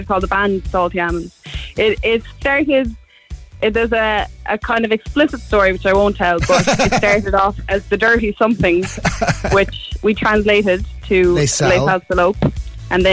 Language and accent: English; Ballydehob, Munster, Ireland; also born or lived in London / Cork; I'm from Ballydehob. I was born here, left very briefly, went to London for about 6 months and then came back to Ballydehob.